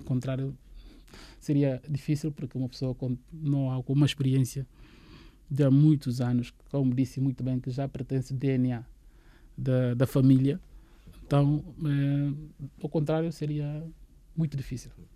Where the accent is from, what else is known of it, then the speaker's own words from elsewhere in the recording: Guinea-Bissau; para nós, enquanto guineenses